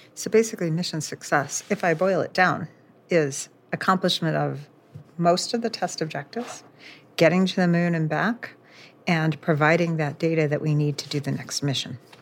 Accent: just south of the Cape, Florida, United States; I grew up in Florida, just south of the Cape, and I grew up in the Apollo era

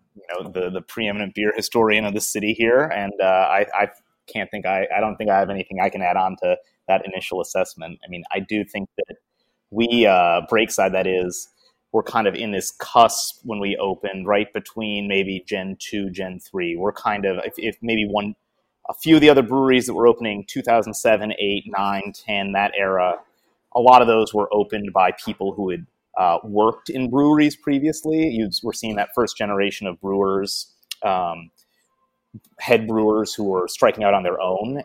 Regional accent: Detroit, Michigan, United States; moved away as an adult; now in Portland, United States; I am from Detroit, yeah. Uh, but I, I have not lived in Michigan for about, oh, 20 years now. Uh, I moved to Portland

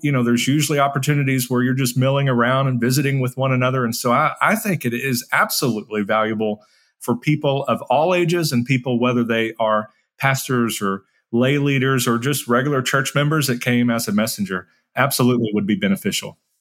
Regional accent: San Bernardino, California, United States; I was born in San Bernardino, California to a teen mom

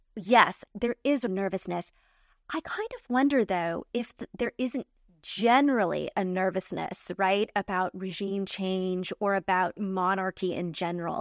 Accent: United States; I'm an American

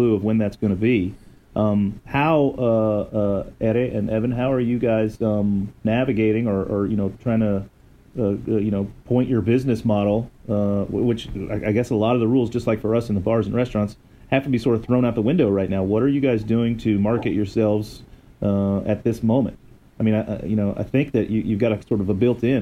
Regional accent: Florida, United States; I grew up in Florida

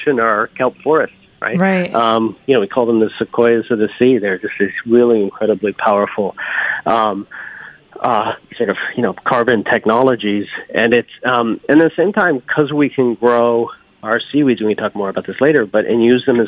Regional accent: Newfoundland and Labrador, Canada; now in New Haven, United States; I was born up in Newfoundland, this little village, most eastern point in all of North America, you know, houses painted red, greens, blues, lived next to a fisherman's co-op

